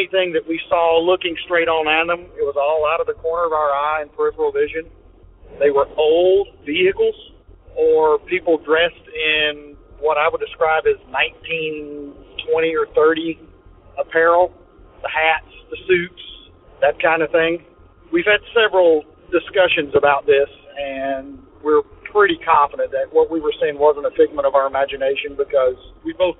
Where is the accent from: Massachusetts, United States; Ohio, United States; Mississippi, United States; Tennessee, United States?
Tennessee, United States; from Tennessee